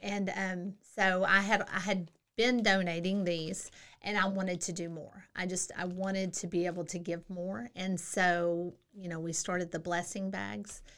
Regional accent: Central Texas, United States; moved away as an adult; also born or lived in Hawaii / Germany / El Paso / South Korea; I'm from Central Texas.

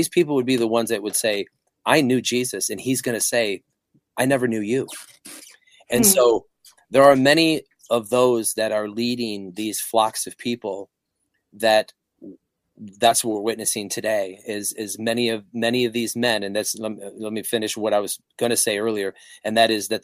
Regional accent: Flint, Michigan, United States; I grew up in the Flint, Michigan area. I was in the suburbs

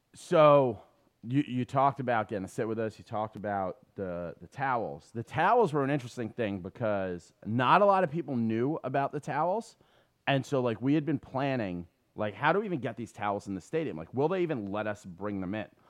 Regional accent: New York City, New York, United States; I grew up on City Island

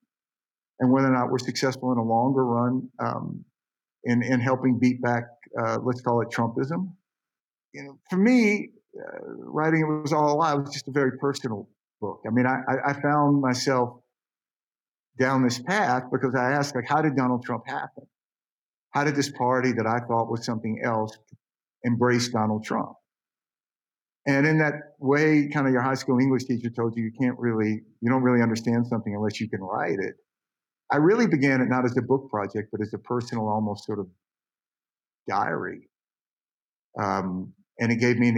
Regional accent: Mississippi, United States; I grew up in the South. I knew a lot of Mississippi in the 60s, 70s

